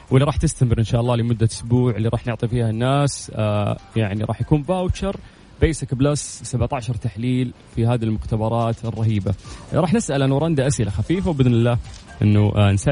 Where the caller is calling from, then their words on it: Jeddah, Makkah Province, Saudi Arabia; انا من جده